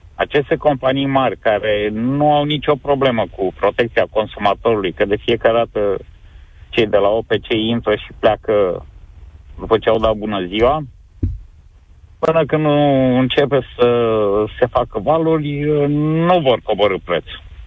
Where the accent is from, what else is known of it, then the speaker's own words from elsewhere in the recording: Galați, Galați County, Romania; Sunt din Galați